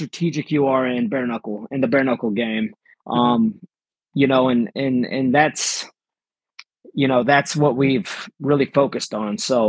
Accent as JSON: {"language": "English", "country": "Philippines", "tie": "born there", "said": "So I was born in the Philippines. I was adopted at 7 days old."}